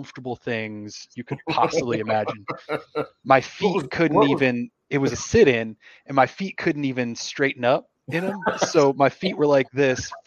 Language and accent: English; Michigan, United States; moved away; I grew up in Michigan